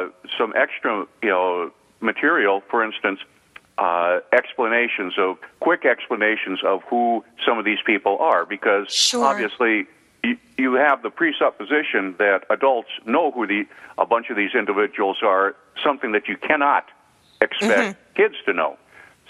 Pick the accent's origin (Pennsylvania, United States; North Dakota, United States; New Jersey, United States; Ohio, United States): North Dakota, United States; Devils Lake; born or raised there; moved away